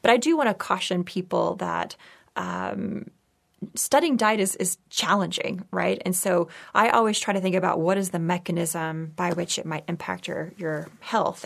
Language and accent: English; Texas, United States; moved away; also born or lived in San Francisco; I grew up in Texas